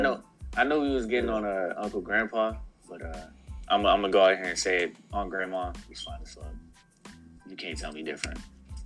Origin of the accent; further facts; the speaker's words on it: Maryland, United States; I'm from the South. I'm in Maryland, but I'm not down South like Alabama